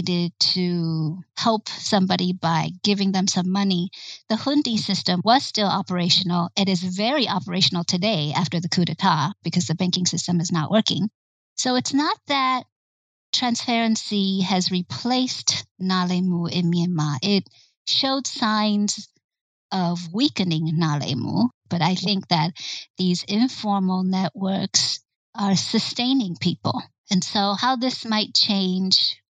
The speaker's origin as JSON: {"language": "English", "country": "United States", "said": "as an American"}